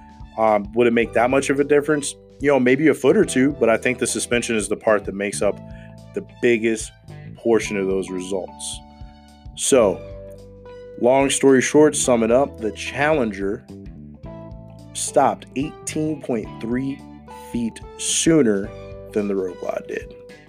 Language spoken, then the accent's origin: English; United States; me as an American